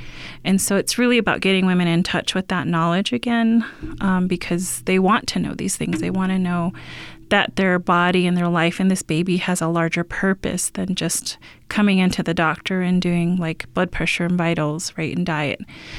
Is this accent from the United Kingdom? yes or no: no; Shasta, California, United States; like I grew up in Shasta